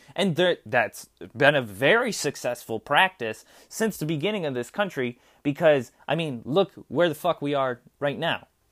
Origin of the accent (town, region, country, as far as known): United States